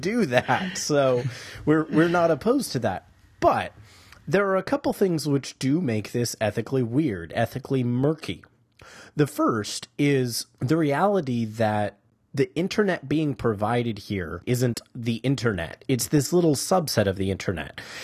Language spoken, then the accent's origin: English; United States; as Americans